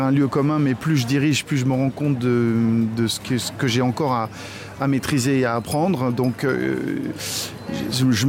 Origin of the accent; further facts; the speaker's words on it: France; now in Saarbrücken, Germany; le répertoire français je suis français c'est bien normal que j'en fasse beaucoup euh, et j'espère que mes compatriotes euh, feront les 6 km qui nous séparent de sarbruck